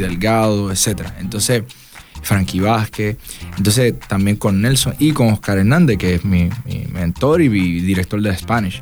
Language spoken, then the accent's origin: Spanish; Las Piedras, Puerto Rico; also born or lived in Ponce; a pesar de que me crié toda la vida en las piedras